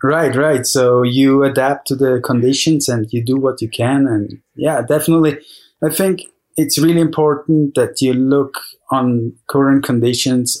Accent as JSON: {"language": "English", "town": "Zermatt", "region": "Valais", "country": "Switzerland", "tie": "born or raised there", "said": "I'm in Zermatt, Switzerland, my hometown"}